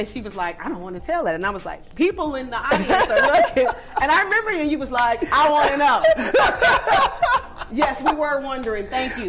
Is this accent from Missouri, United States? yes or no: yes; Kansas City, Missouri, United States; I'm originally from Kansas City, Missouri.